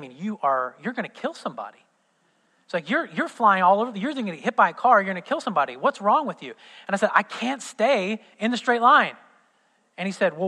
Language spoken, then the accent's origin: English; southern Indiana, United States; born or raised there